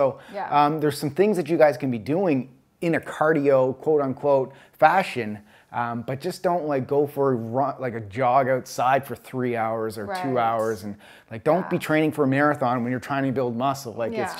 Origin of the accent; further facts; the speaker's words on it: Canada; moved away as an adult; now in United States; being a Canadian